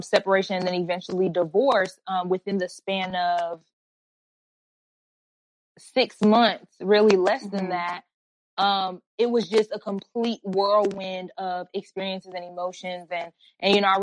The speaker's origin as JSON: {"language": "English", "town": "Atlanta", "region": "Georgia", "country": "United States", "said": "We live in Atlanta. I'm from Atlanta. For the most part. I'm pretty much a Georgia peach. I've been there most of my life."}